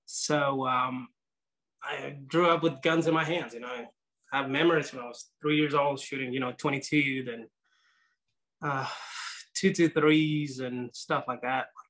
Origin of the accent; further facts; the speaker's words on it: Nicaragua; now in United States; I was born in Nicaragua